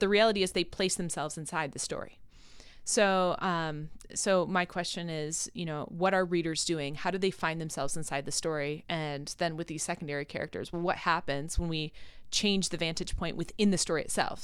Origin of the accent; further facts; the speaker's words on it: Rochester, New York, United States; moved away; So I'm from Rochester, New York, and I went to school in Rochester